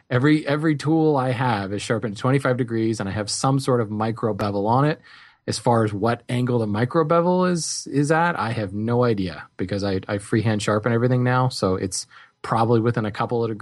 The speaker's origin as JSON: {"language": "English", "region": "New Jersey", "country": "United States", "lives_now": "Colorado, United States", "said": "when I moved to Colorado from New Jersey"}